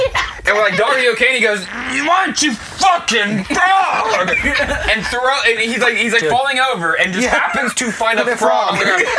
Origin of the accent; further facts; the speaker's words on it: Indiana, United States; we as Hoosiers